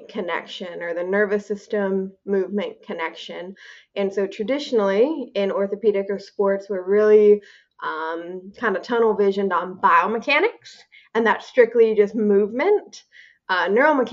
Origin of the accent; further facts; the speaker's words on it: Minnesota, United States; moved away as an adult; also born or lived in North Dakota; I am from Minnesota originally